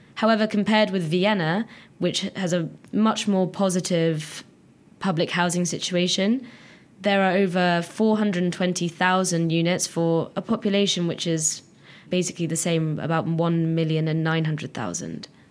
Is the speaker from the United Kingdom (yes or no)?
yes; London, United Kingdom; moved away as an adult; now in Catalonia, Spain; I come from London and I've lived in London for 20 years